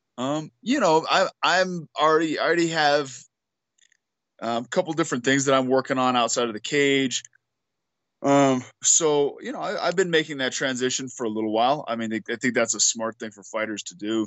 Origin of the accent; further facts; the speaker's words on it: Albuquerque, New Mexico, United States; We're both from Albuquerque